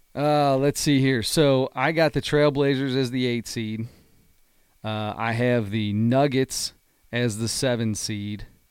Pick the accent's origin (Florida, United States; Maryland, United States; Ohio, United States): Ohio, United States; Delhi Pike; one I grew up with was on Delhi Pike